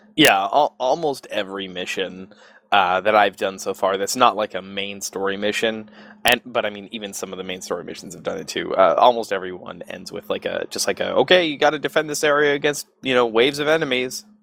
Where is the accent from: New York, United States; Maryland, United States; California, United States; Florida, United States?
California, United States; Southern; I grew up in Southern Cal